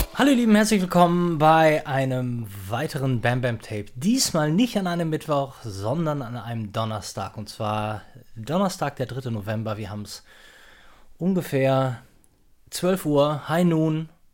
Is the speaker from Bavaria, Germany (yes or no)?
no; North Rhine-Westphalia, Germany; ich komme ja jetzt auch aus der Ecke